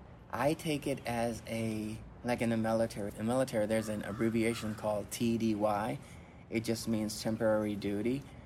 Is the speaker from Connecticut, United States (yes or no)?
no; Philadelphia, Pennsylvania, United States; also born or lived in Puerto Rico; I grew up in Philadelphia and in Puerto Rico.